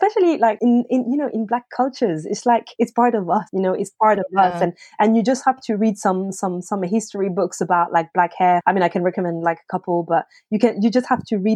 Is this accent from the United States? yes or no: no; France; English is a second language; moved away as an adult; now in United Kingdom; I'm from France, so I'm not a British native